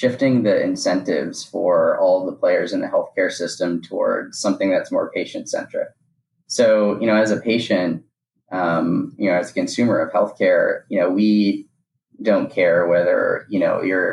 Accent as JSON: {"language": "English", "town": "Boston", "region": "Massachusetts", "country": "United States", "tie": "born or raised there", "said": "I grew up in the Boston area"}